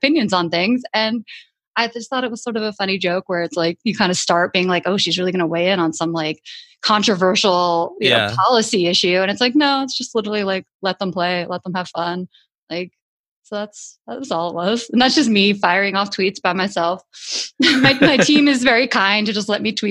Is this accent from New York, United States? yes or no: yes; New York, United States; I grew up in New York